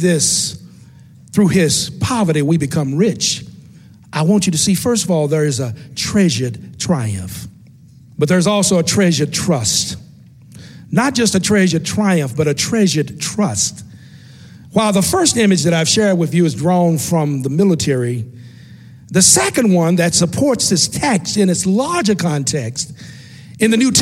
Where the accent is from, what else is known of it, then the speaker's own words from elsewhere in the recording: West Tennessee, United States; growing up in West Tennessee